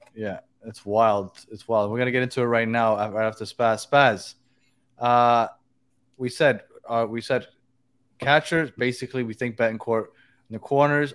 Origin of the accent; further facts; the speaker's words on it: New York City, New York, United States; I'm from Brooklyn